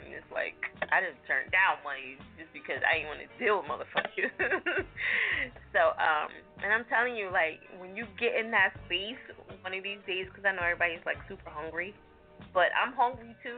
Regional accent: New Jersey, United States; moved away; I'm from Jersey

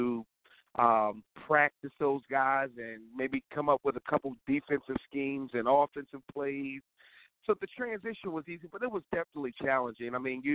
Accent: Philadelphia, Pennsylvania, United States; moved away as an adult; I'm from Philadelphia, born and raised

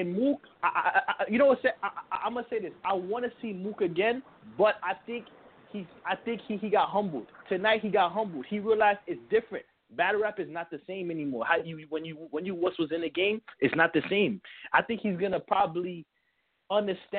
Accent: New York, United States; I'm from New York

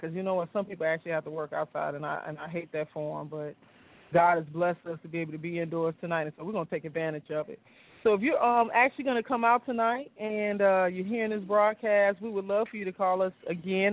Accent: Chicago, Illinois, United States; now in Atlanta, United States; I'm from Chicago

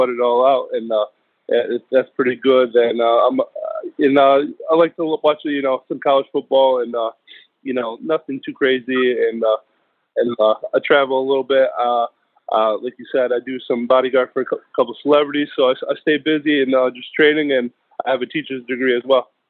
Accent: New York, United States; moved away; also born or lived in Washington State / Coastal Carolina / Tampa; I'm originally from New York.

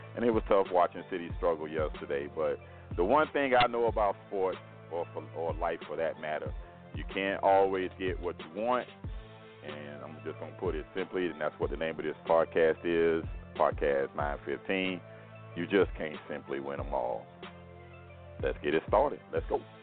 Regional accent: Miami, Florida, United States; we're both from Miami

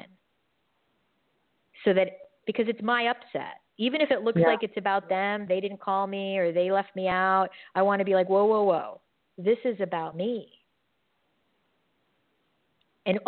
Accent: New York, United States; moved away; I'm from New York

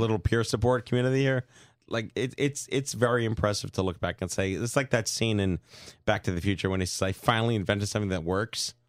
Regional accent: New York City, New York, United States; I'm from Brooklyn

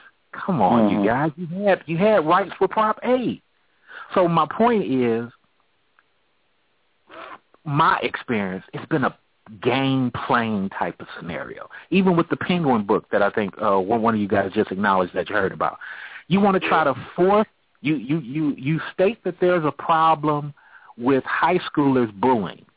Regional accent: California, United States; I grew up in California

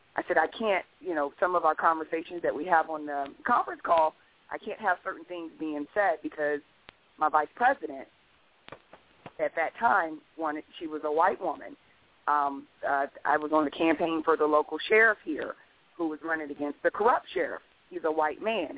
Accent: Columbus, Ohio, United States; now in Stafford County, Virginia, United States; I'm from Columbus, Ohio

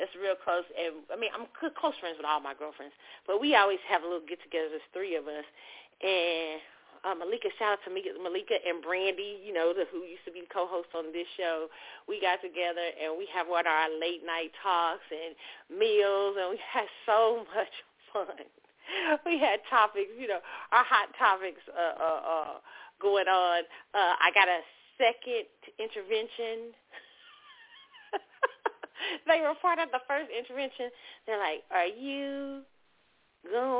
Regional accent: Kansas City, United States; moved away; I went to my hometown, KC.

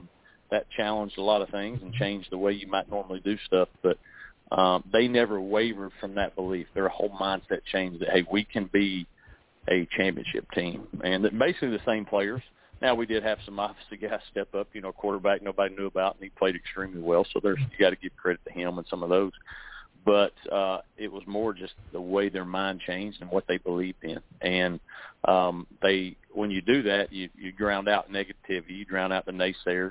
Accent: near Knoxville, East Tennessee, United States; moved away as an adult; also born or lived in South Carolina; I grew up in East Tennessee, right outside of Knoxville, a little small town

